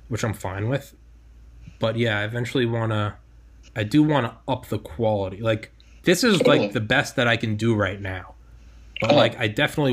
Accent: New England, United States; moved away; I'm from New England

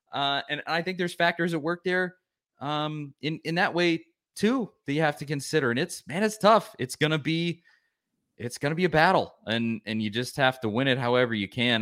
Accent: Knoxville, Tennessee, United States; also born or lived in Nashville; Grew up in Knoxville for most of my life, moved here when I was five from Nashville.

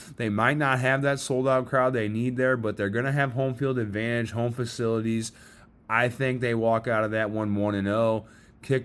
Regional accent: Missouri, United States; But he's got to show me. I'm from Missouri. Show me.

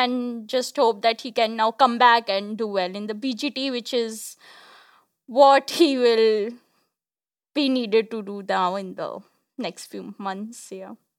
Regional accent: Kolkata, West Bengal, India; I'm from Kolkata

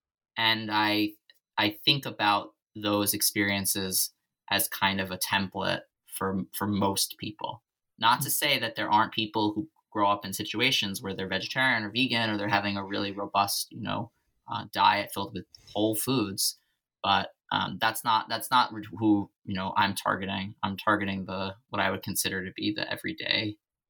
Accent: New York City, New York, United States; growing up in Staten Island

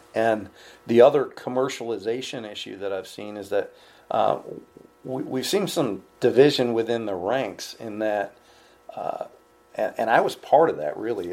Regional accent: New York, United States; I'm from New York

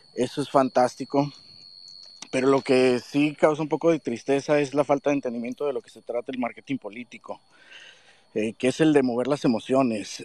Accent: Mexico; tenemos como mexicanos

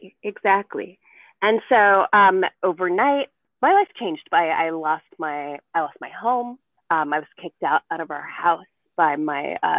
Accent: California, United States; So we moved to the U.S. And I grew up in the Bay Area.

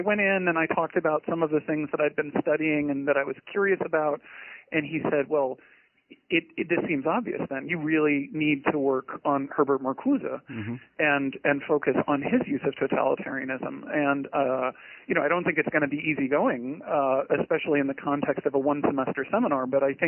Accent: Portland, Maine, United States; Well, I grew up just outside of Portland, Maine, which is a gorgeous place to live

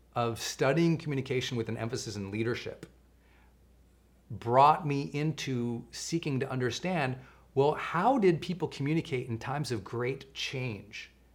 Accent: Montana, United States; I grew up in Montana

